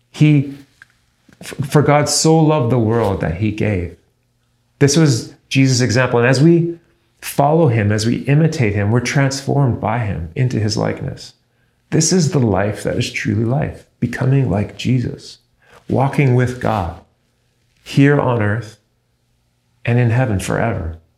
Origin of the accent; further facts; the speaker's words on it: Canada; Me personally, I'm a Canadian citizen.